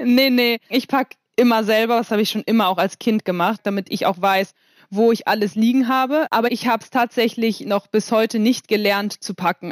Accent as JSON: {"language": "German", "town": "Kiel", "region": "Schleswig-Holstein", "country": "Germany", "tie": "born or raised there", "said": "ich bin ja in Kiel aufgewachsen"}